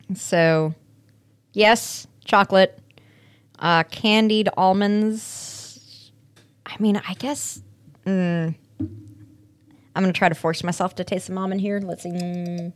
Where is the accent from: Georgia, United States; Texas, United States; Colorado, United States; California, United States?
Colorado, United States; Aurora; my hometown of Aurora, Colorado